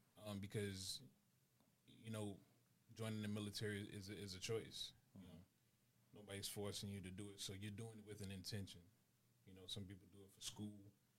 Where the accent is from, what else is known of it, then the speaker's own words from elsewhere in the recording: New York City, New York, United States; I'm from Brooklyn, New York. Born and raised.